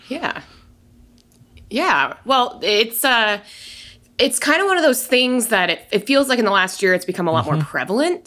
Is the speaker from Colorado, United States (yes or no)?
yes; Denver, Colorado, United States; moved away as an adult; now in San Diego, United States; I've been in San Diego this long. I'm from Denver.